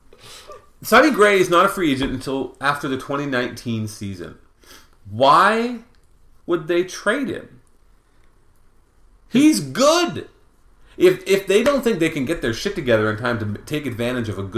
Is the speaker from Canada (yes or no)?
yes; Belleville, Ontario, Canada; born or raised there